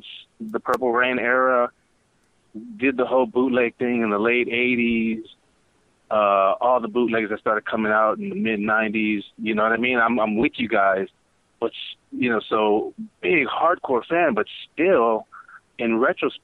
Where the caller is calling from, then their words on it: Georgetown, Texas, United States; I'm calling from Georgetown, Texas, just north of Austin.